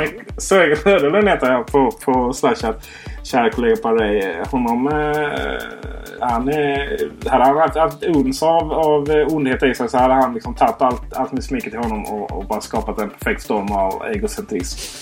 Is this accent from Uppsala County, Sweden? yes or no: no; Blekinge, Sweden; Jag är ju faktiskt från Blekinge, inte Skåne